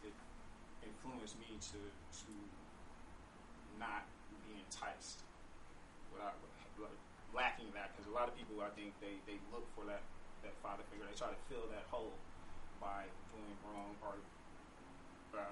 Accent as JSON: {"language": "English", "town": "Oakland", "region": "California", "country": "United States", "tie": "born or raised there", "said": "I grew up in East Oakland"}